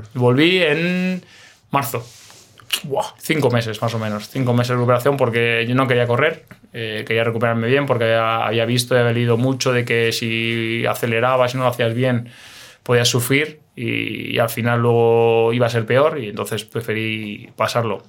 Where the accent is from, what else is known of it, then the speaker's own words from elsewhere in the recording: Alcalá de Henares, Community of Madrid, Spain; moved away as an adult; also born or lived in Romania / Moldova / Israel / India; yo soy de Alcalá de Henares